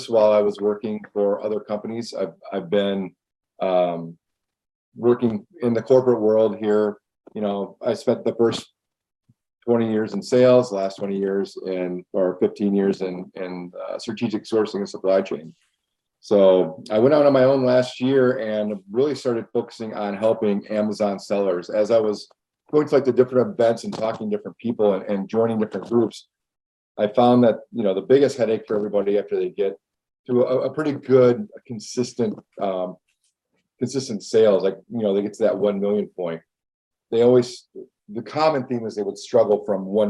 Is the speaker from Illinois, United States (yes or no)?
no; West Michigan, United States; it's a different way to grow up, I think, being Hawaiian and living in Michigan